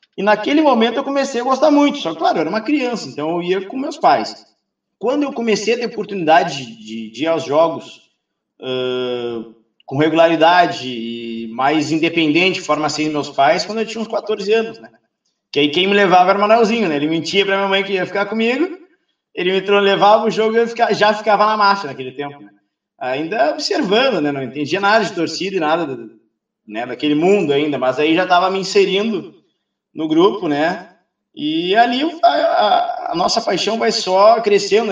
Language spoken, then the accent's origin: Portuguese; Pelotas, Rio Grande do Sul, Brazil; also born or lived in Cascavel; Eu não sou de Pelotas, nasci em Cascavel, meus pais são daqui, mas eu vim para cá com três anos de idade, então sou um pelotense centralizado, praticamente